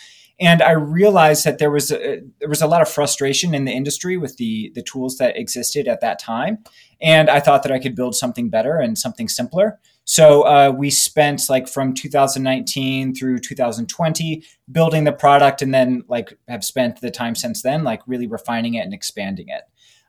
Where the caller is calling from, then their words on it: Alexandria, Virginia, United States; I'm in Alexandria, Virginia, just outside of Washington, D.C.